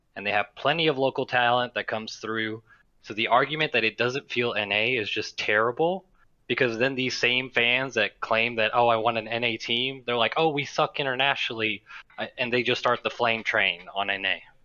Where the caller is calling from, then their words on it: Gulf Shores, Alabama, United States; I'm calling from Gulf Shores, Alabama